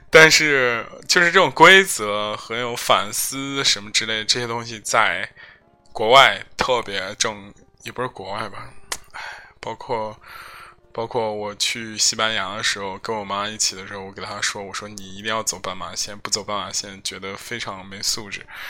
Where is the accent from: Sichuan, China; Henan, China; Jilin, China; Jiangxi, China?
Henan, China; Zhengzhou; 我是四幺零、幺零五，幺零五就是我们这个区，金水区的